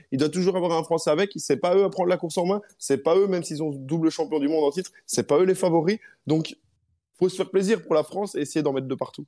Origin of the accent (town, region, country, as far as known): Belgium